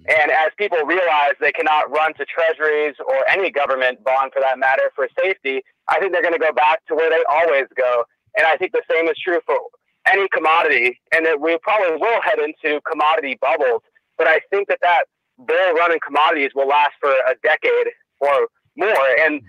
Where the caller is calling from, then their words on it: Vancouver, Washington, United States; from Vancouver, Washington.